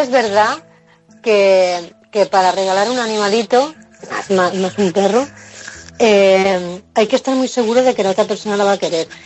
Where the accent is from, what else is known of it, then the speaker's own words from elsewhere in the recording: Mallorca, Balearic Islands, Spain; yo soy de Mallorca